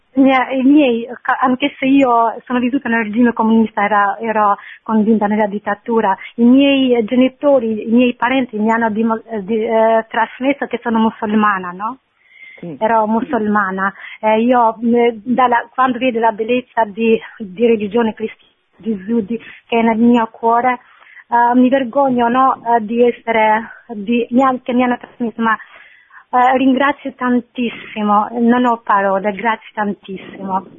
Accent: Albania; Italian is a second language; now in Milan, Italy; la storia del mio paese, perché io sono uh, cresciuta nel regime comunista

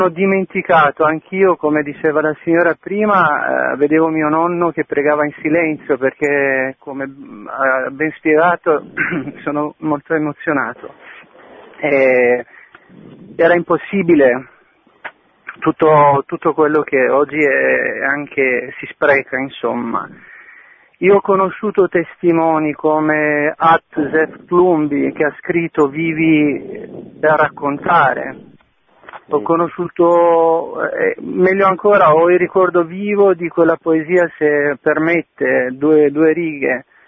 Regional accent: Orikum, Vlorë County, Albania; Italian is a second language; now in Italy; io vengo dal sud dell'Albania, sono di Oricum, provincia di Valona

